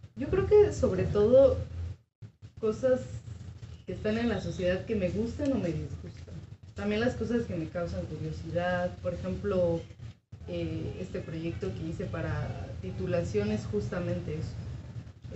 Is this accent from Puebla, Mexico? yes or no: no; San Cristóbal de las Casas, Chiapas, Mexico; yo soy originaria de San Cristóbal de las Casas, Chiapas